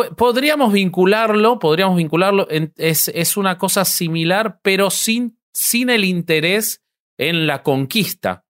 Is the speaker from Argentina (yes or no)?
yes; Argentina